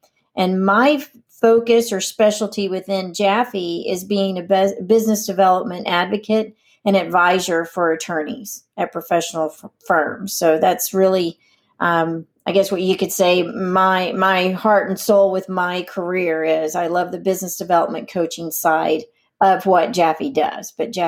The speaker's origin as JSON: {"language": "English", "town": "Amarillo", "region": "Texas", "country": "United States", "tie": "born or raised there", "lives_now": "Dallas, United States", "said": "I'm originally from Amarillo, born and raised, so what most would consider a small town."}